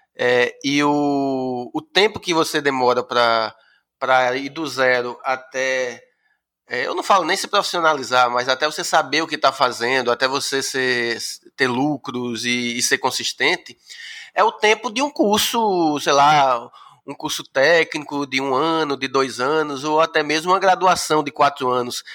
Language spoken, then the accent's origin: Portuguese; Pesqueira, Pernambuco, Brazil; now in Recife, Brazil; eu sou do interior de Pernambuco, né? eu, eu moro no Recife há desde os anos 80, mas eu vou sempre ao interior, à minha cidade, que é Pesqueira